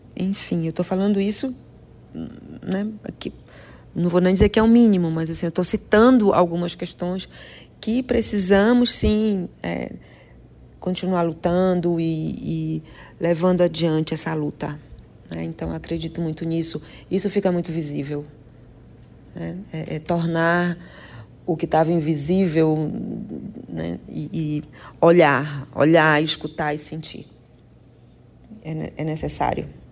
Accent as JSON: {"language": "Portuguese", "area": "Marajó", "region": "Pará", "country": "Brazil", "tie": "born or raised there", "moved": "yes", "lives_now": "São Luís, Brazil", "said": "eu sou marajoara, né? nascida no, Marajó é, e atualmente morando em São Luís"}